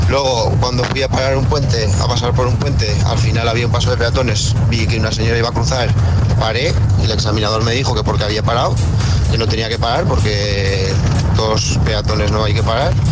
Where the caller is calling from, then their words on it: Teruel, Aragon, Spain; de Teruel. tengo que decir que cuando me saqué el carnet de conducir